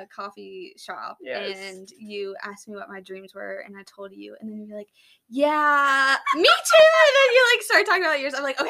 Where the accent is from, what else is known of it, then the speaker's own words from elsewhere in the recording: Louisville, Kentucky, United States; I grew up here in Louisville, and a little bit outside of Louisville, but I'm 27 years old. I just turned 27